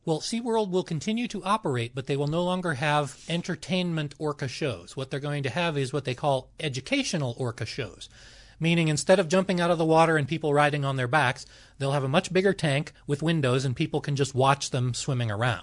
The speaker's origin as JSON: {"language": "English", "town": "Los Angeles", "region": "California", "country": "United States", "tie": "born or raised there", "said": "I grew up in Los Angeles."}